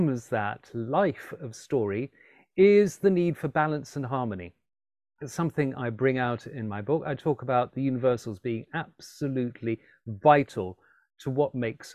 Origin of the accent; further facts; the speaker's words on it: Alexandria, Alexandria Governorate, Egypt; moved away as an adult; also born or lived in London; I grew up in Alexandria in Egypt. I was born in London, but moved there and lived there between the ages of 6 and 18.